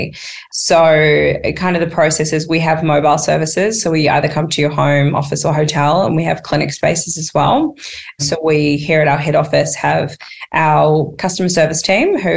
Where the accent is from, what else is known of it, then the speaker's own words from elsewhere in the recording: New Zealand; moved away as an adult; now in Australia; I come from New Zealand. I did not come from money